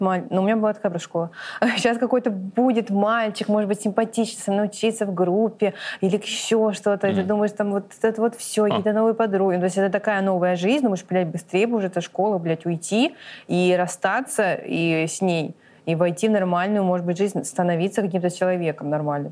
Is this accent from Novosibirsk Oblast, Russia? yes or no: no; Blagoveshchensk, Amur Oblast, Russia; moved away as an adult; now in Moscow, Russia; когда мы уезжали из Благовещенска